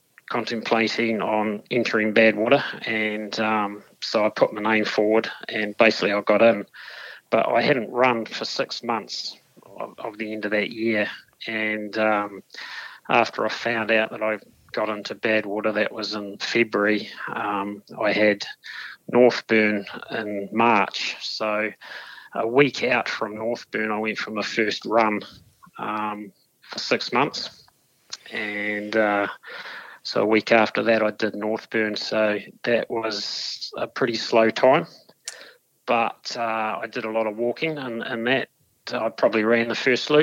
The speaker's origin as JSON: {"language": "English", "town": "Dunedin", "region": "Otago", "country": "New Zealand", "tie": "born or raised there", "said": "born and bred in Dunedin"}